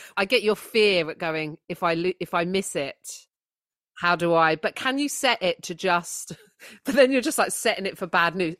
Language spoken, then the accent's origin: English; United Kingdom; as British people